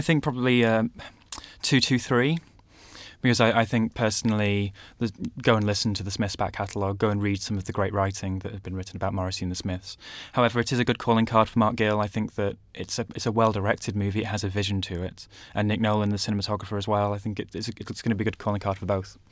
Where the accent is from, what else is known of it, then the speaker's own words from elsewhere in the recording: Manchester, North West England, United Kingdom; I grew up in Manchester as well